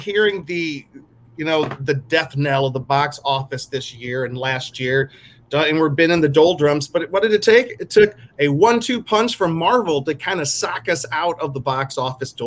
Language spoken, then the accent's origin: English; the South, United States; I'm from the South